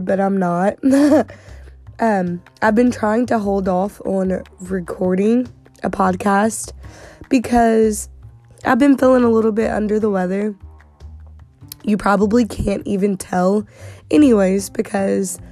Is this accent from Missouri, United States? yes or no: yes; Southeast Missouri, United States; I'm from Southeast Missouri.